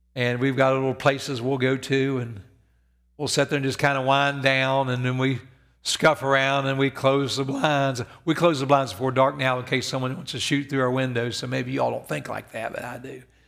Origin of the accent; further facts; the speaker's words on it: Evans, West Virginia, United States; moved away; I grew up in Evans, West Virginia, where you slept with your doors open and your windows open.